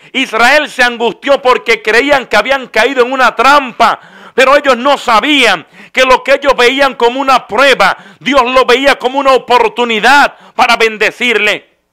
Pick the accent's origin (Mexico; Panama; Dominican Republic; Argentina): Dominican Republic; En mi país, República Dominicana